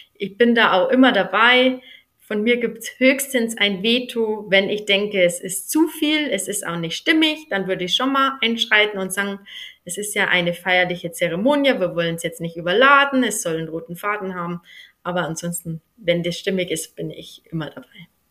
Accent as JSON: {"language": "German", "area": "near Mühldorf am Inn", "region": "Bavaria", "country": "Germany", "tie": "born or raised there", "accent": "Upper Bavarian", "moved": "yes", "lives_now": "Eschenbach, Germany", "said": "ich habe einen oberbayerischen Dialekt. Hm, ich komme gebürtig aus der Nähe von Mühldorf am Inn"}